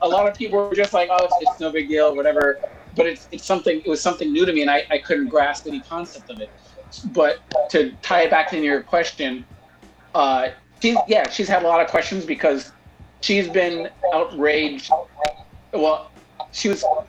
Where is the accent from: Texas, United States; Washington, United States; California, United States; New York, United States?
California, United States; growing up in California, like all of us did